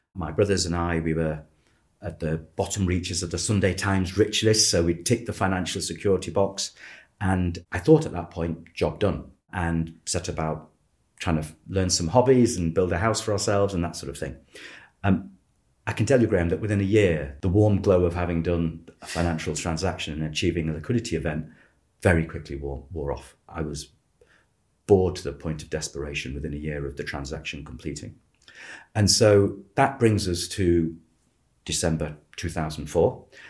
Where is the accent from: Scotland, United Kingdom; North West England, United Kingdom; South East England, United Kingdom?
North West England, United Kingdom; Manchester; I was born in Manchester.